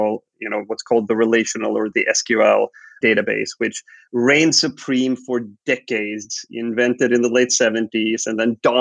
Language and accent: English; Sweden; I was born and raised in Sweden, grew up here